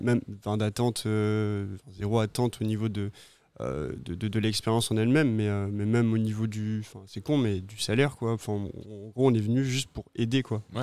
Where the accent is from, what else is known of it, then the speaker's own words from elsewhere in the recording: Pau, Nouvelle-Aquitaine, France; moved away as an adult; now in Réunion, France; originaire du sud-ouest, d'une petite ville qui s'appelle Pau